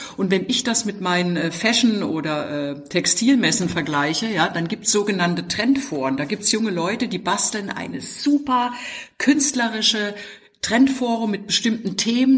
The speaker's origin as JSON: {"language": "German", "area": "GDR", "region": "East Germany", "country": "Germany", "tie": "born or raised there", "said": "ich bin in der DDR aufgewachsen"}